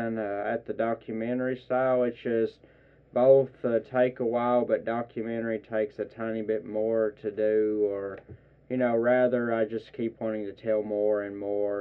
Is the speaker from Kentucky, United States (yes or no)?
yes; Whitesburg, Kentucky, United States; I'm from here in Whitesburg